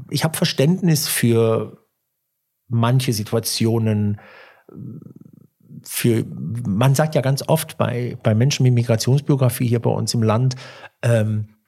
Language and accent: German; Turkey; Ja, ich bin aus der, ich bin Türke und sagen das mit großem Stolz.